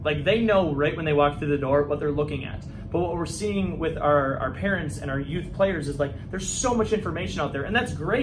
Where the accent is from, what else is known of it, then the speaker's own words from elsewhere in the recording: Midwest, United States; I'm from the Midwest